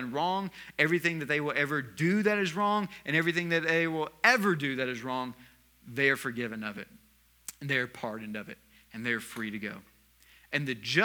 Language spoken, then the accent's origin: English; the South, United States; moved away; I was raised in the South